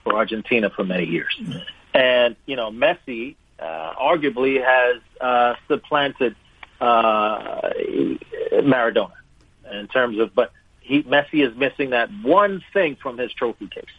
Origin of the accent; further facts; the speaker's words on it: Jamaica; moved away; also born or lived in Wolverhampton, England; I was born in England, Wolverhampton, England, uh, to Jamaican parents